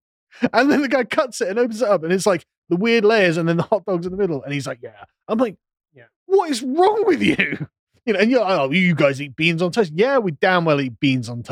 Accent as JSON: {"language": "English", "region": "England", "country": "United Kingdom", "said": "back in England"}